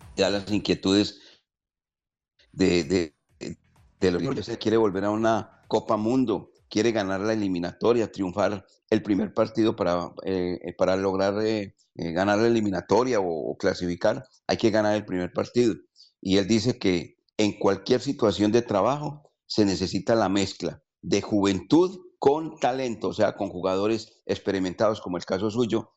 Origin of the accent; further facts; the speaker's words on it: Colombia; nuestro país